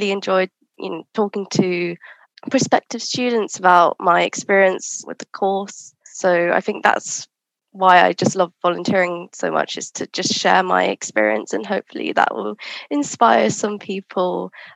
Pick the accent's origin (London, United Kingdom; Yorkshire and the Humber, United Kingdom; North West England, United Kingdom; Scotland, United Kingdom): London, United Kingdom; I was born and raised in London